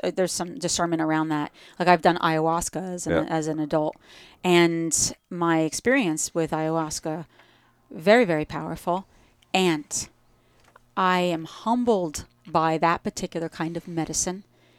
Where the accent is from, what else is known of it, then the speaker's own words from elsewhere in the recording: New Jersey, United States; accent: Jersey; I say it with a Jersey accent.